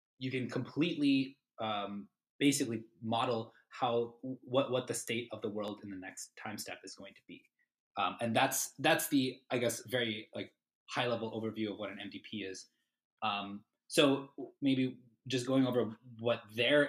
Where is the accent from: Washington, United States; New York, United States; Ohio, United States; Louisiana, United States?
Ohio, United States; moved away; I'm originally from Ohio, so I grew up a Buckeyes fan